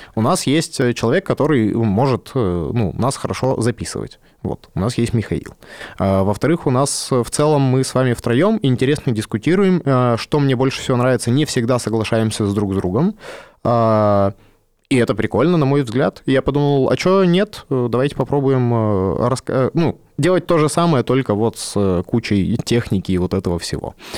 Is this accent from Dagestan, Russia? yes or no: no; Yekaterinburg, Sverdlovsk Oblast, Russia; also born or lived in Omsk; Я э, родился в Омске, почти всю жизнь прожил в Екатеринбурге.